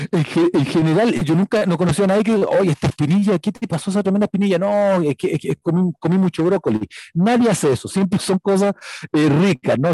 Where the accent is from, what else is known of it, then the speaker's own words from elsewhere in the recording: Chile; soy chileno